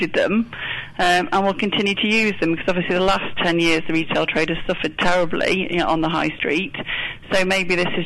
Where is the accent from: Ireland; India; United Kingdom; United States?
United Kingdom; as British business people